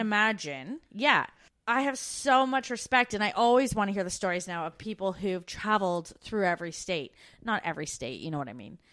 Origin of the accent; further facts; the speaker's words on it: Brantford, Ontario, Canada; moved away as an adult; we grew up in Brantford, Ontario, which isn't far from Niagara Falls